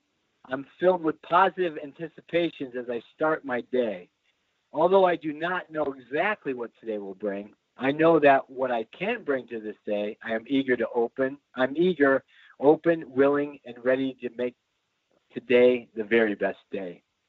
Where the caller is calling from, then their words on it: Clay Township, Michigan, United States; I'm calling from a little town called Clay Township. It's just north of Detroit, right on the canal